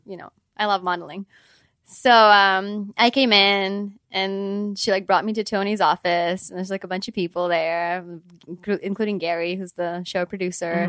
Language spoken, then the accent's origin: English; Ukraine; moved away; I'm from Ukraine